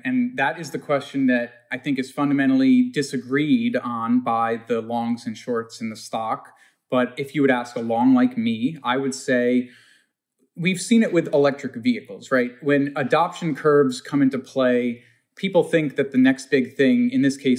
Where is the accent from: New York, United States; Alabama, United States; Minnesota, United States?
New York, United States; Long Island; I'm a kid from Long Island who's gotten wound up in some crazy story here